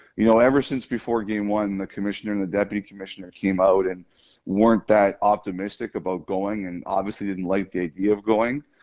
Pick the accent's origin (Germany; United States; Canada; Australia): Canada; Toronto, Ontario; I grew up in Toronto